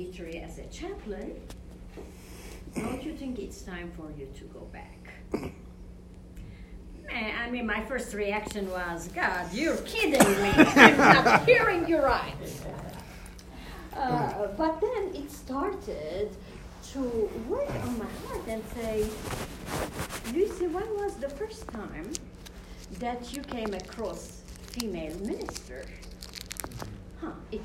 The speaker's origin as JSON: {"language": "English", "town": "Beirut", "region": "Beirut Governorate", "country": "Lebanon", "also_born_or_lived": "United States", "moved": "as an adult", "said": "I'm originally from Beirut, Lebanon. 30 years ago, I came to further my education"}